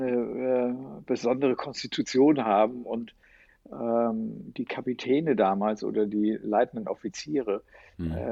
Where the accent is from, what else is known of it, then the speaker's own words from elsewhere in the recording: Hamburg, Germany; als Hamburger Jung